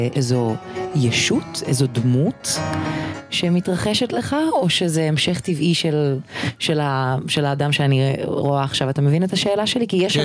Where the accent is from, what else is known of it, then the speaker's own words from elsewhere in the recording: Israel; הגענו לארץ ישראל, לא הייתה כל כך שפה. אני, בגלל שהייתי בת שלוש